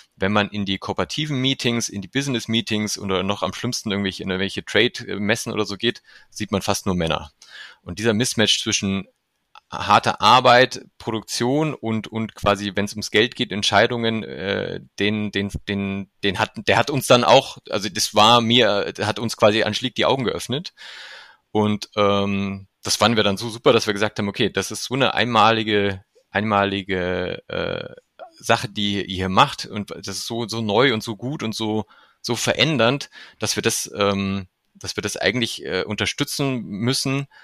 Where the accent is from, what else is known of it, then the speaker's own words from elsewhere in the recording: Germany; als Deutscher